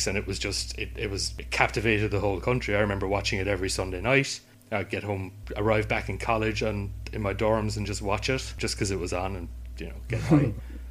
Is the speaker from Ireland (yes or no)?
yes; Ireland